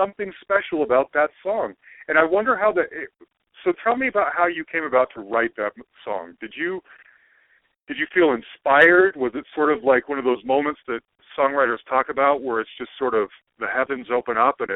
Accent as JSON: {"language": "English", "region": "Utah", "country": "United States", "moved": "yes", "said": "I'm originally from Utah"}